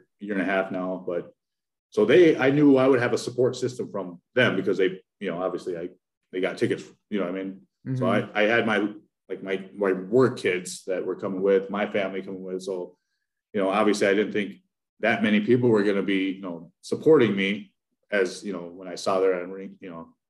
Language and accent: English; Wanblee, South Dakota, United States; also born or lived in Hinckley, Minnesota; now in Minnesota, United States; I'm from Pine Ridge, South Dakota is where I'm from originally, a little town called Wombly.